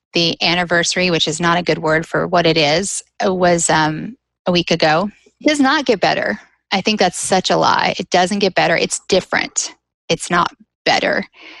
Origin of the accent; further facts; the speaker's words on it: Southeast, United States; now in Birmingham, United States; I'm not from California. I moved back to the Southeast, which is where all of my family lives. And I'm actually in Birmingham, which is where my sister was born.